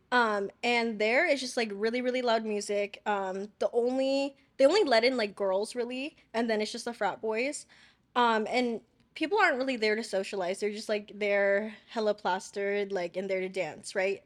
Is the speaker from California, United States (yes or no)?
yes; Chino Hills, California, United States; where I live, 'cause I'm from Chino Hills